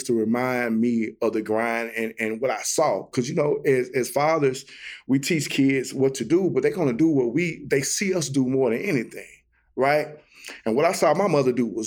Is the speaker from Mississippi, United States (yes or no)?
yes; Jackson, Mississippi, United States; now in Memphis, United States; I'm from Jackson, Mississippi. Grew up west side of Jackson, man, Queens area as well.